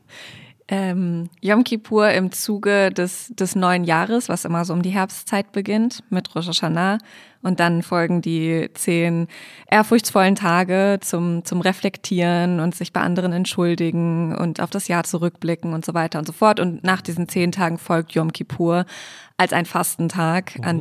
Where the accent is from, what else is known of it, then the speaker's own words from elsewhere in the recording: Hanover, Lower Saxony, Germany; now in Berlin, Germany; Ich komme aus Hannover, gebürtig